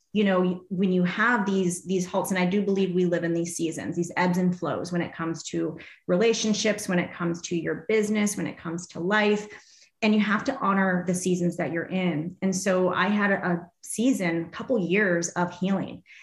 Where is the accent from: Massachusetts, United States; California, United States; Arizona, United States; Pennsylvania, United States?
Arizona, United States; I grew up here in Arizona